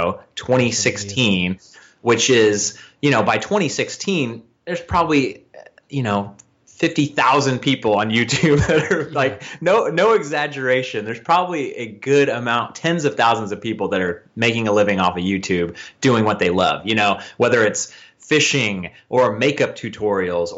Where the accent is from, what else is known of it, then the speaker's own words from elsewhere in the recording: Northern California, United States; also born or lived in Vallejo, California; I'm from Northern California. I live in Vallejo, California